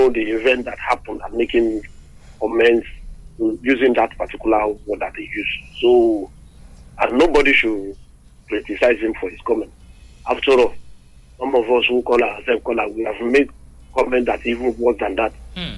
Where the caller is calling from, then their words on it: Lagos, Nigeria; I'm calling you from Lagos.